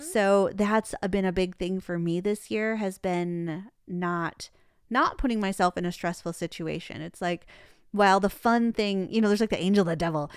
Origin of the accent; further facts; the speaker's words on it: Detroit, Michigan, United States; now in Phoenix, United States; I'm from Detroit.